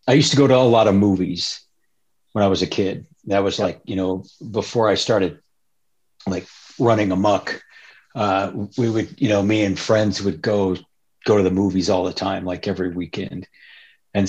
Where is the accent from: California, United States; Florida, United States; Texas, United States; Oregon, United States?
California, United States; Berkeley; also born or lived in Iowa / Tucson, Arizona; I was born and raised in the East Bay